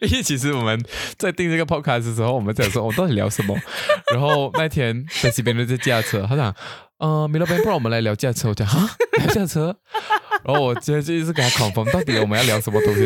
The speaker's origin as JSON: {"language": "Chinese", "town": "Kuching", "region": "Sarawak", "country": "Malaysia", "said": "我们古晋人"}